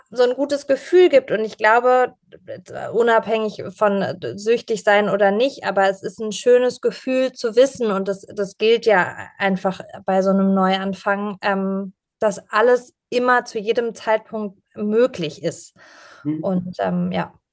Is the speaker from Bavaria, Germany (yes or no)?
no; Pforzheim, Baden-Württemberg, Germany; meine Familie ähm, hat in Pforzheim, also der Goldstadt Deutschlands